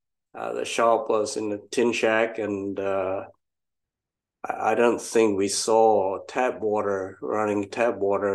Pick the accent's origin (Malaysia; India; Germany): Malaysia; moved away as an adult; now in United Kingdom; originally from Malaysia. That was where I grew up